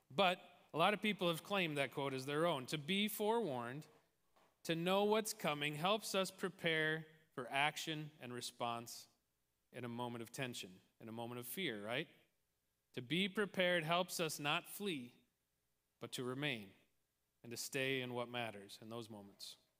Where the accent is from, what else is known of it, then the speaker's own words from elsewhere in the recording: Tolstoy, Midwest, United States; the small town that I grew up